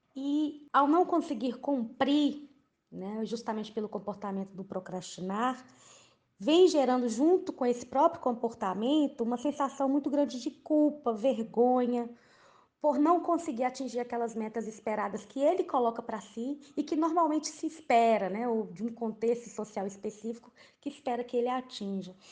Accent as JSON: {"language": "Portuguese", "country": "Brazil", "said": "enquanto brasileiros"}